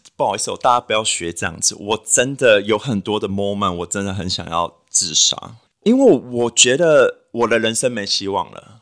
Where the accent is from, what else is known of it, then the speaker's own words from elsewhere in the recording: New Taipei, Taiwan; moved away; also born or lived in Western Australia; 因为我是新北人，所以我就在新北找一个 local 的，呃，test去检测一下 H I V